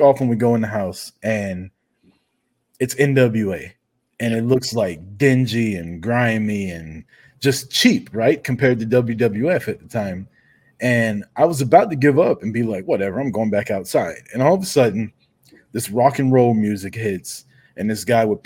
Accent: Kansas City, Missouri, United States; now in Atlanta, United States; I live in Atlanta now. I was born in Kansas City, Missouri

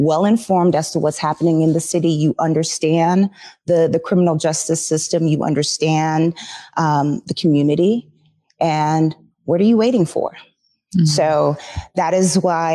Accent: Jamaica; moved away; I come from Jamaica. We're vibrant, loud, you know, lovely people, but different

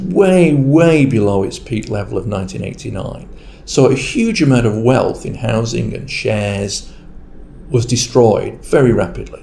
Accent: Rochdale, North West England, United Kingdom; my hometown is Rochdale in Lancashire

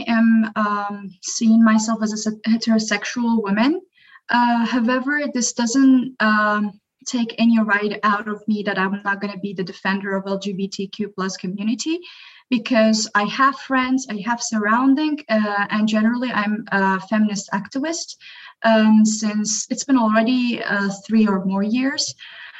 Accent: Azerbaijan; moved away as an adult; now in Istanbul, Turkey; I'm from Azerbaijan

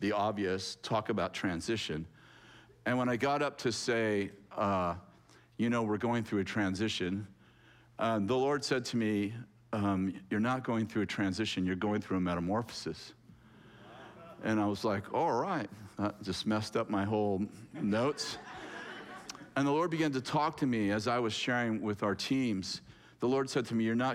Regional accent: California, United States; I was born in California

